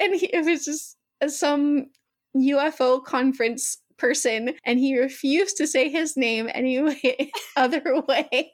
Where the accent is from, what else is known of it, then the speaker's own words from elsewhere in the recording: the South, United States; We're both from the South